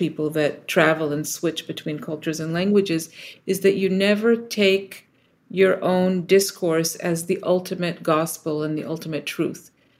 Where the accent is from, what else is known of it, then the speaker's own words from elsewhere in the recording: Israel; now in United States; I was born in the States and then moved to Israel as a kid and then lived in a few other places and then ultimately came back to the States for grad school.